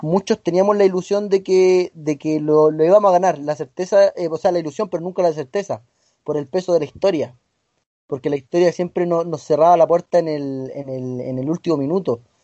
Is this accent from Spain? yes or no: no; Chile